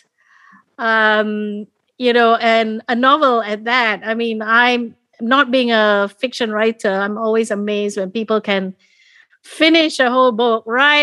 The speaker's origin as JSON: {"language": "English", "country": "Malaysia", "said": "our country, as Malaysia, turns 58"}